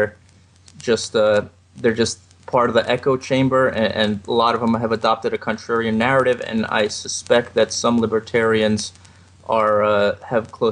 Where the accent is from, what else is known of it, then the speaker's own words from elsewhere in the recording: New York City, New York, United States; moved away as an adult; also born or lived in Iowa; now in Lviv, Ukraine; I was born and raised in New York City.